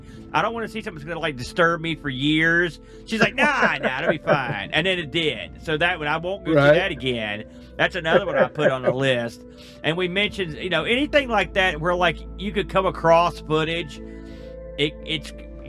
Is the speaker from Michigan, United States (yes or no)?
no; New Jersey, United States; I think I did. believe it or not, just because I'm from New Jersey.